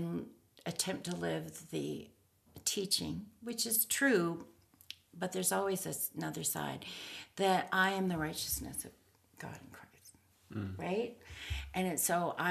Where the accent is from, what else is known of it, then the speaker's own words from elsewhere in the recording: Canada; I don't know that I necessarily define myself first as a Canadian